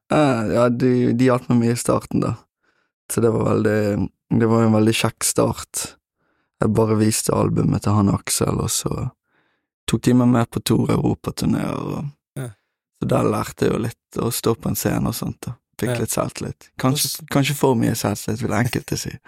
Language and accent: Norwegian; Bergen, Vestland, Norway; Jeg er fra Bønes